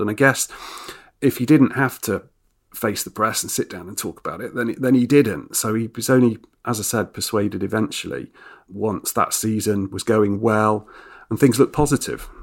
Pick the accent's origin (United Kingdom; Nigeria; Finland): United Kingdom; Nottingham, East Midlands; also born or lived in Japan; I grew up in Nottingham